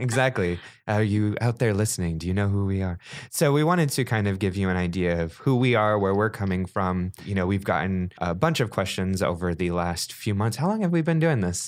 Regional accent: Grass Valley, California, United States; born or raised there

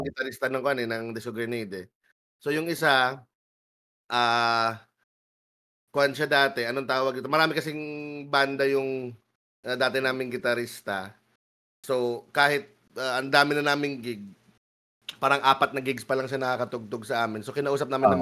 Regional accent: Baguio, Cordillera Administrative Region, Philippines; kaming dalawa ni Meg taga Baguio kami.

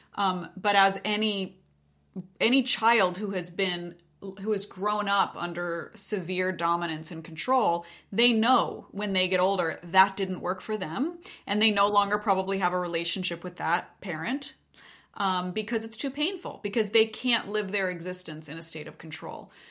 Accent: Montana, United States; I grew up in Montana

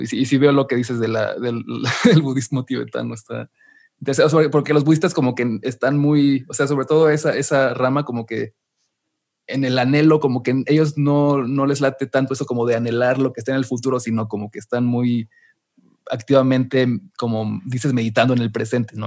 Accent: Mexico; yo aquí como mexicano

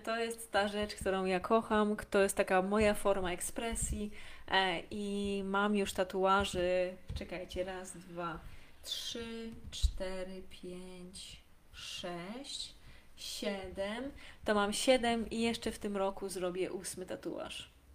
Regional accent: a small village in Lesser Poland, Poland; ja pochodzę z małej wsi w Małopolsce

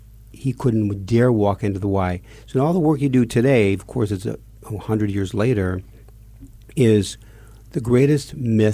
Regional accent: Park Ridge, Illinois, United States; I grew up in a home in Park Ridge, 100%, you know, Polish background with a origin in Catholic mother and father.

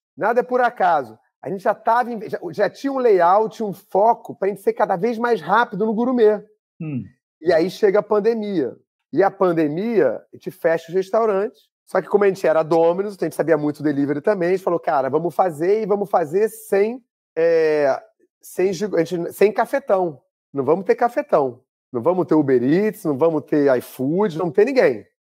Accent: Rio de Janeiro, Brazil; eu sou carioca

